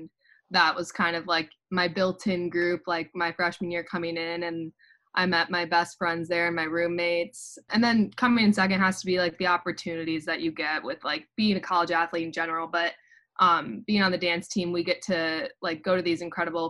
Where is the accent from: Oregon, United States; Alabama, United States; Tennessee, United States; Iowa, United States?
Iowa, United States; moved away as an adult; now in Ann Arbor, United States; I'm from Iowa.